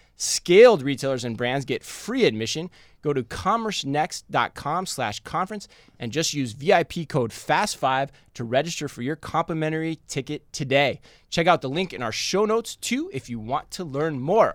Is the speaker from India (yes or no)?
no; Tempe, Arizona, United States; moved away; my home state of Arizona